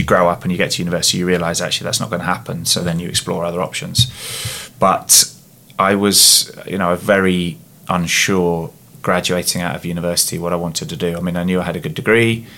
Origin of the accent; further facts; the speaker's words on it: Surrey, South East England, United Kingdom; I was at school down in Surrey.